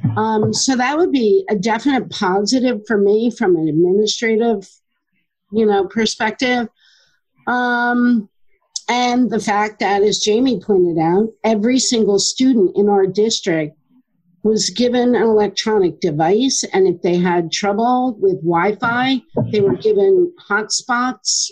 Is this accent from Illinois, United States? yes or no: no; Middletown, New Jersey, United States; also born or lived in Asbury Park, New Jersey; I grew up in Middletown